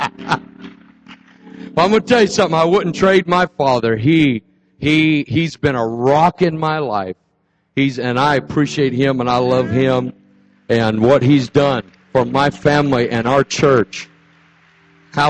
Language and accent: English; Fresno, California, United States; now in Chico, United States; I am from Fresno. That's my roots. That's my home church